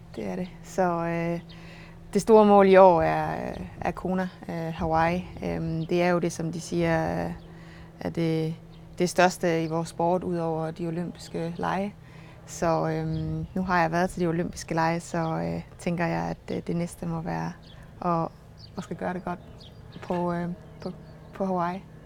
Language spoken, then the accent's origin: Danish; Struer, Central Denmark Region, Denmark; accent: Jutlandic; moved away; jeg er jo jøde, som man sagtens kan høre, og øh, jeg kommer fra Struer oprindeligt